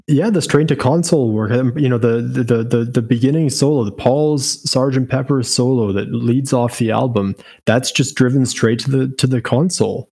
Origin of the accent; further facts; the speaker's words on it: Canada; as a Canadian